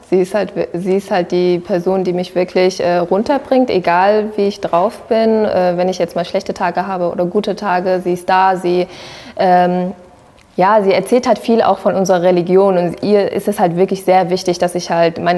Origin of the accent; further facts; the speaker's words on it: Sri Lanka; ich bin eine Tamilin. Ja, also ich habe eine sehr, sehr starke Verbindung äh, zu meinen äh, zu meiner Heimatland kann ich jetzt so mal sagen.